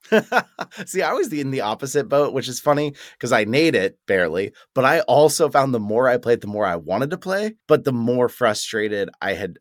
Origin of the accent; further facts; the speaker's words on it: United States; being an American